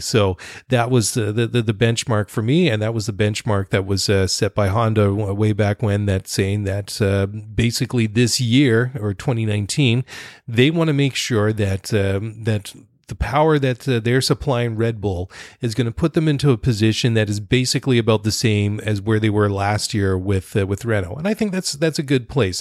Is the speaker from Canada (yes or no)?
yes; Canada; also born or lived in Netherlands; I'm Dutch Canadian